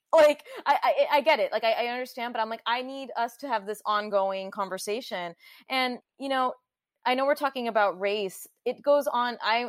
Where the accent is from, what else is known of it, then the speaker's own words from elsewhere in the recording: Southern California, United States; I grew up in Southern California in a very diverse high school, very diverse elementary school, where every month we had a cultural diversity day.